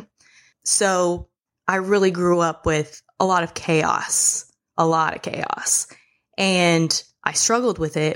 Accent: Marshall Islands; I was born in the Marshall Islands

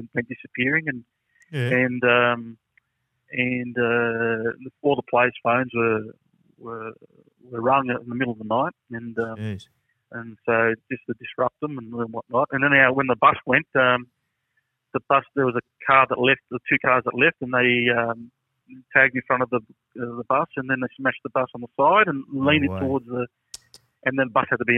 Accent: Greystanes, New South Wales, Australia; I'm from Greystones

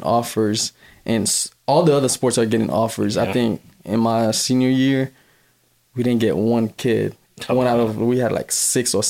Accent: Miami, Florida, United States; also born or lived in Haiti; I'm Haitian. I'm from Miami, Florida

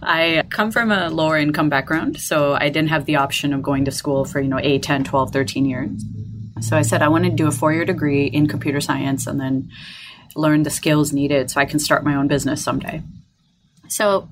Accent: Detroit, Michigan, United States; I am from Detroit, Michigan in the U.S.

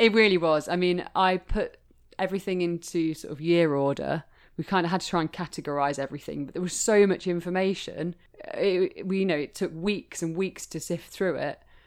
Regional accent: Leicester, East Midlands, United Kingdom; I'm from Leicester, which once was the capital of women's shoemaking

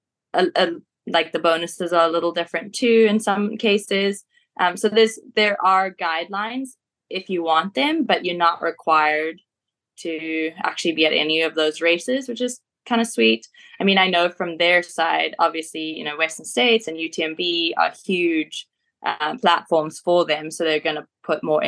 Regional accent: Beatrice, Mashonaland East, Zimbabwe; also born or lived in Marondera, Zimbabwe; now in South Africa; born and raised in Zimbabwe, in a tiny little town called Beatrice

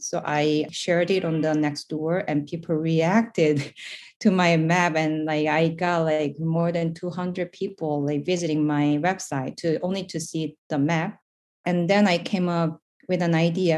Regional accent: South Korea; moved away as an adult; now in New York City, United States; I'm basically from South Korea

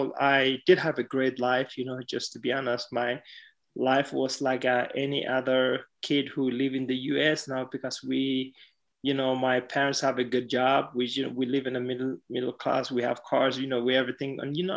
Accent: Mombasa, Mombasa County, Kenya; now in Dublin, Ireland; exactly the same journey, just come from different city, coming from Addis Ababa to Dublin, where I came from Mombasa to Dublin.

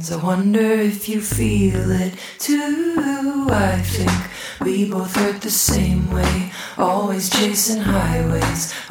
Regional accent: Belgium; I said I was from Belgium, and to this day, it remains one of the more confusing things that people learn about me when we meet.

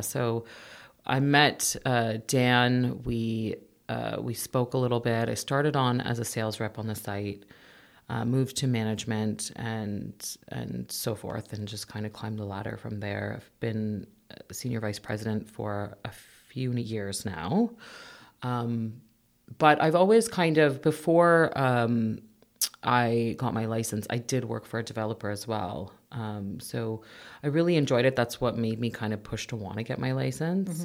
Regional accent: Mississauga, Ontario, Canada; also born or lived in Etobicoke / Toronto / King City; now in Oakville, Canada; I was born actually in Etobicoke. I lived most of my life in Mississauga. Um, went to school in uh, Mississauga as well

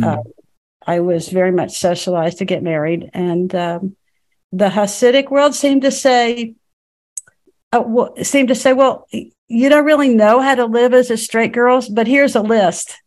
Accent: Dallas, Texas, United States; in Dallas, Texas. And I was very much a middle continent Texas public school girl

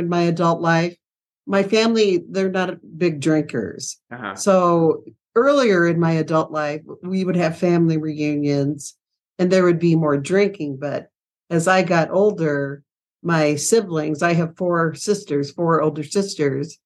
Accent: Iowa, United States; moved away; So I grew up in Iowa

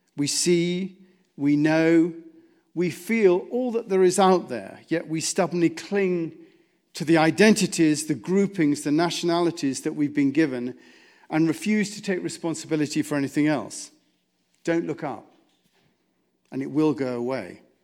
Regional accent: United States; As American citizens

